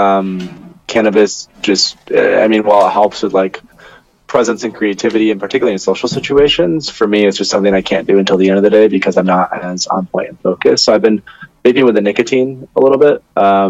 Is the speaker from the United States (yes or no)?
yes; near Grand Rapids, West Michigan, United States; I grew up in West Michigan, near a little city called Grand Rapids.